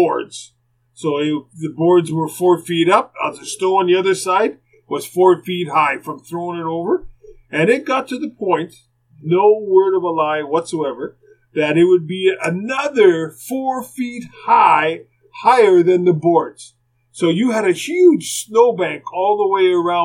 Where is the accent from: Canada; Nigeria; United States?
Canada; Winnipeg, Manitoba; when I was growing up in Winnipeg